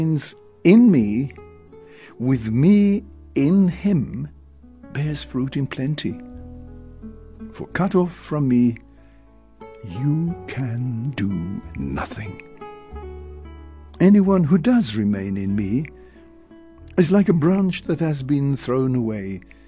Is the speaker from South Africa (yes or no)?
yes; Cape Town, Western Cape, South Africa; also born or lived in Stellenbosch; I come from the Western Cape, down in Cape Town